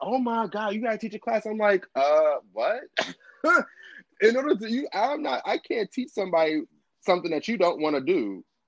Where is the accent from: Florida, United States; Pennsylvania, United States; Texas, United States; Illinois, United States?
Illinois, United States; Chicago; also born or lived in Brooklyn, New York / Canarsie, New York; now in DMV area, United States; I am originally from Chicago, born and raised, South Side, low end